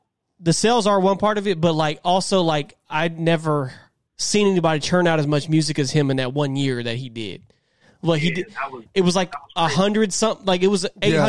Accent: the South, United States; I'm from the South, man.

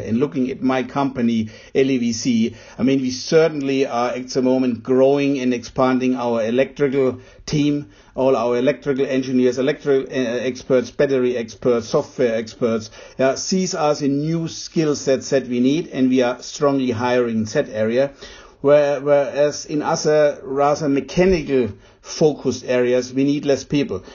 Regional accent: Germany; As a German

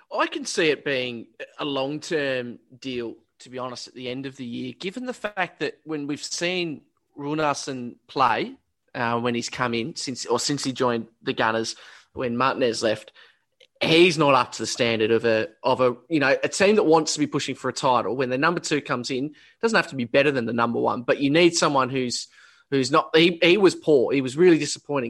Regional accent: Australia

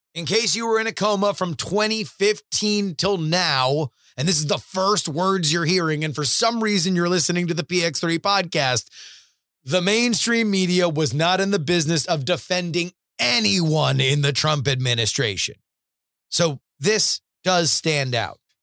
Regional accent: the Everglades, Florida, United States; now in Austin, United States; I, am a swamp creature. I, I grew up in the Everglades.

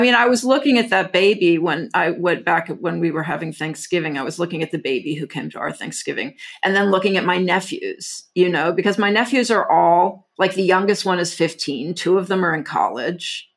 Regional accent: Houston, Texas, United States; I grew up in, like, Houston, Texas in the seventies

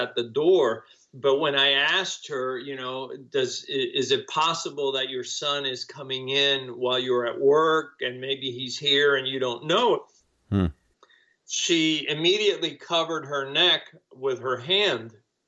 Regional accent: Cuba; English is a second language; now in United States; I came to the United States as a refugee because I was fleeing Cuba when the communists took over. And, I didn't speak English

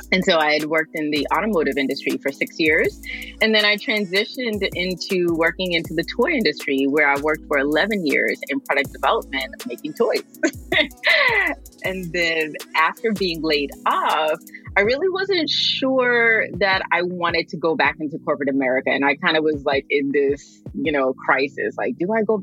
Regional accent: New York City, New York, United States; now in Los Angeles, United States; I am originally from the Flatbush section of Brooklyn, New York. But I live in Los Angeles, California

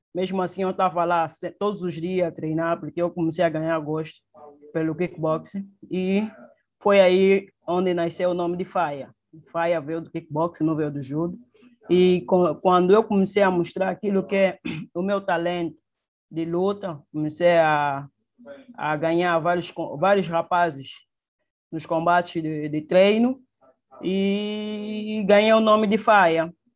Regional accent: Luanda, Luanda Province, Angola; Nasci em Luanda, praticamente no município do, da Ingombota, é, no, nos anos 92.

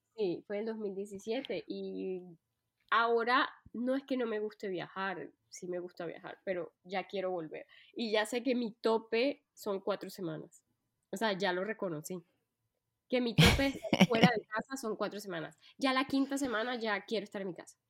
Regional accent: Colombia; moved away as an adult; now in France; soy colombiana de nacimiento, pero antes de decidir vivir en Francia, pues viajé por muchos países.

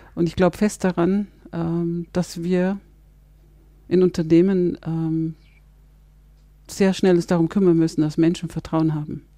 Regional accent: Germany; bei uns in Deutschland

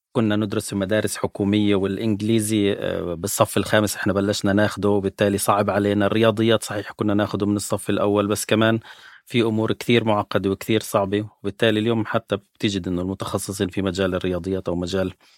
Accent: Palestine; عندنا بفلسطين

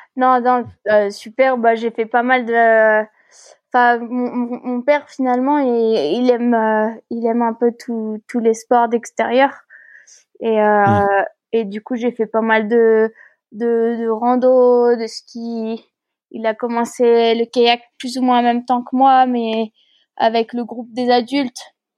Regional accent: France; je suis née en France

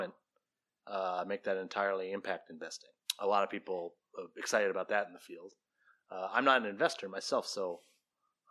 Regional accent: Waterville, Maine, United States; moved away; So my hometown, Waterville, right now, the biggest employer is Colby College, where my parents taught

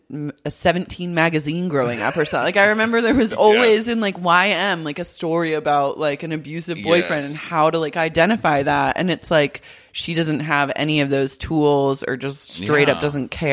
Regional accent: Oklahoma, United States; I grew up in Oklahoma.

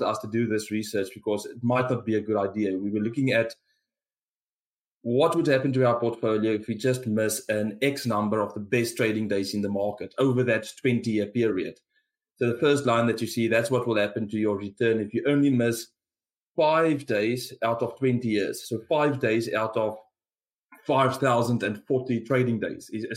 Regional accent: South Africa; accent: South African; given my accent, you can guess where I'm from

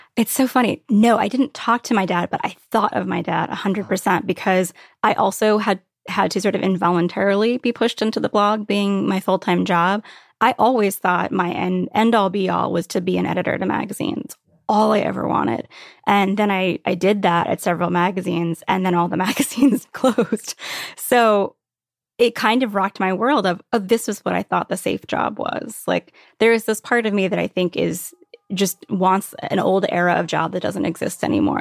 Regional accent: Virginia Beach, Virginia, United States; also born or lived in Brooklyn / Catskills; now in Upstate New York, United States; I grew up in Virginia Beach

